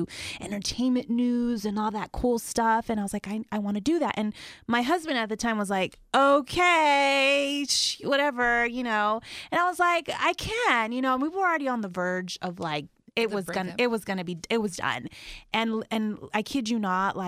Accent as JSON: {"language": "English", "town": "Westminster", "region": "California", "country": "United States", "tie": "born or raised there", "also_born_or_lived": "Mexico", "said": "was raised in Orange County, California, Westminster, Huntington Beach area"}